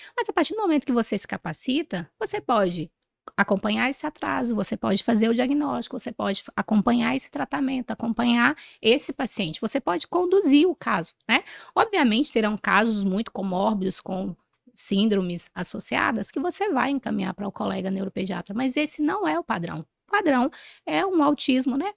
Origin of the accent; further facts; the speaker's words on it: Ourilândia do Norte, Pará, Brazil; eu sou do norte do país, eu sou de uma cidadezinha do interior do Pará, chamada Urilândia do Norte